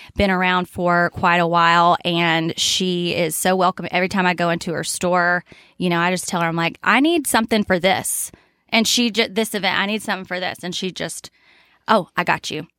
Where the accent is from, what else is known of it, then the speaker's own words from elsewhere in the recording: Lenoir, North Carolina, United States; moved away as an adult; now in Boone, United States; I'm not from far away. I'm from Lenore